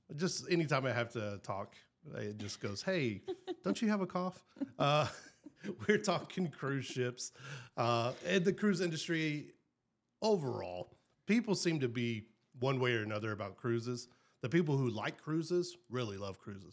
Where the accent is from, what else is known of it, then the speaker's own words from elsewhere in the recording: the South, United States; I'm from South